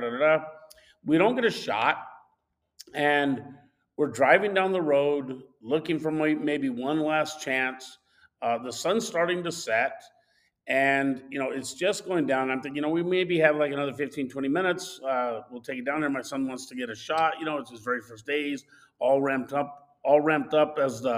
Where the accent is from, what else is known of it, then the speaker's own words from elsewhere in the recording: Southwest, United States; moved away; also born or lived in Arizona; I'm from the Southwest, where hunting deer is totally different.